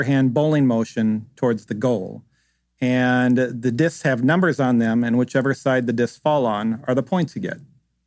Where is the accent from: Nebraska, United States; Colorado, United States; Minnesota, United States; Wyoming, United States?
Minnesota, United States; moved away; I grew up in Minnesota where we played a lot of outdoor games